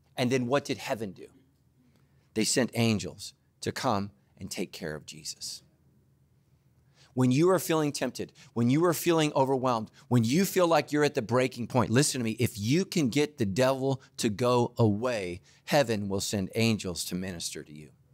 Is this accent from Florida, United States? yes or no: no; Northern California, United States; I grew up in Northern California, Giants territory